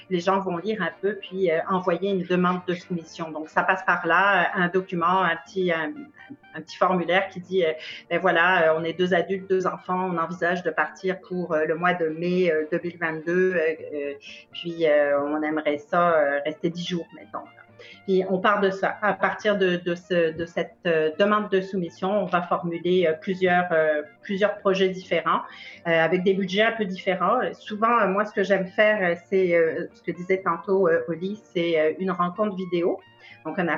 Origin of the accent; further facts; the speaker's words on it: France; moved away; j'ai beaucoup bougé aussi. j'ai quitté la France il y a plus d'une vingtaine d'années maintenant.